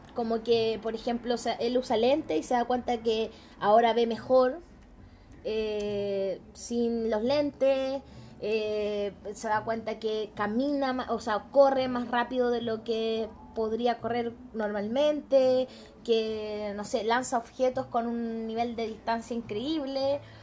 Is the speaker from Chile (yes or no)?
yes; Chile